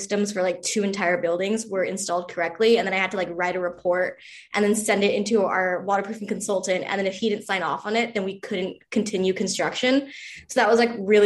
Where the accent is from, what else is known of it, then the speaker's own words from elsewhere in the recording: San Diego, California, United States; I am from San Diego, California.